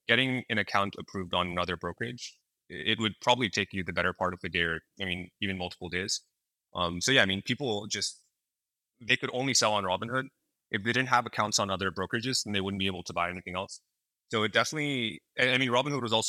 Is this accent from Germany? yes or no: no; San Francisco Bay Area, California, United States; I grew up in the San Francisco Bay Area